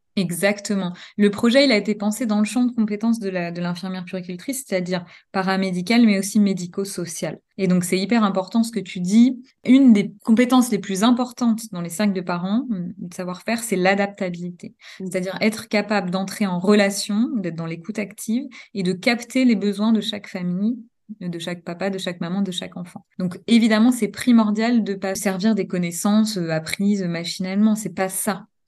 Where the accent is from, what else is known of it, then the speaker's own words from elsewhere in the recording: Normandy, France; moved away as an adult; also born or lived in Paris region; now in Dijon, France; Je suis née en Normandie. J'ai exercé pendant deux ans en maternité et néonatologie là-bas